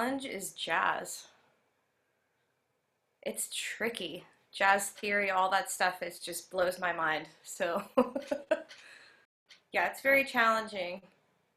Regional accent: Denver, Colorado, United States; moved away as an adult; also born or lived in Michigan / Boulder, Colorado / Connecticut; now in San Francisco Bay Area, United States; I was born in Michigan, and that's where all my family is from. My dad got a job in Colorado, and we moved there when I was 5 to Denver. And I grew up there

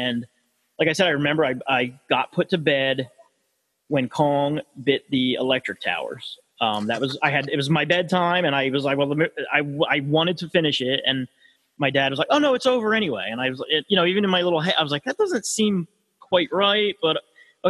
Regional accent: United States; I grew up in Podunk, you know what I mean? And I was I'm close enough to Philly

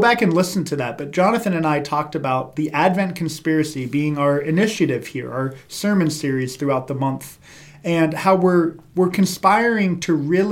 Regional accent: Columbus, Ohio, United States; growing up in Columbus, Ohio.

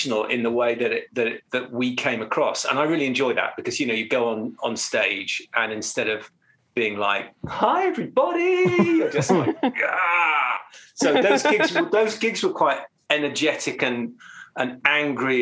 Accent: London, United Kingdom; I'm from London

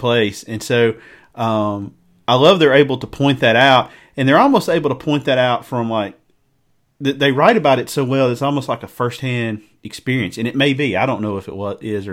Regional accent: the South, United States; I'm from the South. I grew up in the South.

